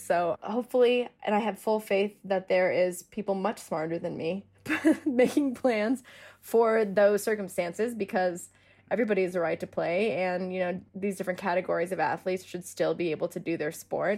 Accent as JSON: {"language": "English", "town": "Denver", "region": "Colorado", "country": "United States", "said": "I'm from Denver"}